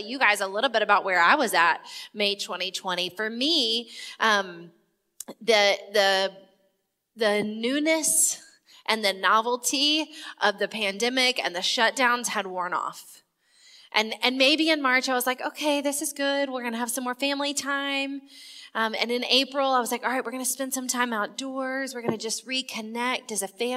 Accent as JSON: {"language": "English", "region": "South Carolina", "country": "United States", "said": "I'm from South Carolina"}